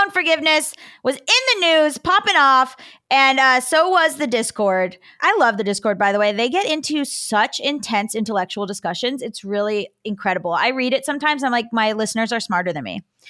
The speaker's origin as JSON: {"language": "English", "town": "Cooper City", "region": "Florida", "country": "United States", "said": "I don't know who this is, but I am from Cooper City and I know a lot of moms."}